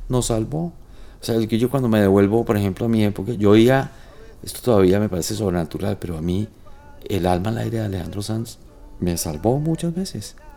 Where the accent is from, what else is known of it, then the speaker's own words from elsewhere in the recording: Cúcuta, Norte de Santander, Colombia; yo como nací en Cúcuta, nosotros crecimos con los melódicos